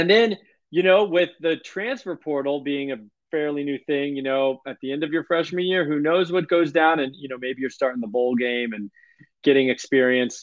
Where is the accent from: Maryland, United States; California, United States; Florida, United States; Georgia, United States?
Florida, United States; South; I'm from South Florida